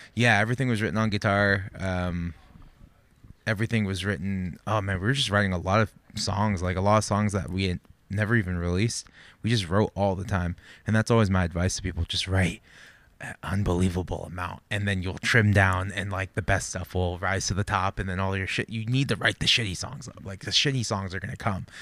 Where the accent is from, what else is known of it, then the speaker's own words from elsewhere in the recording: Santa Barbara, California, United States; born and raised in Santa Barbara